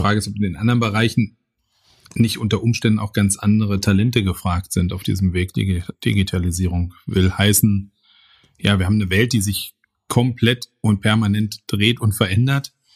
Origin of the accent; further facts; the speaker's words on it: Bochum, North Rhine-Westphalia, Germany; als Kinder des Ruhrgebiets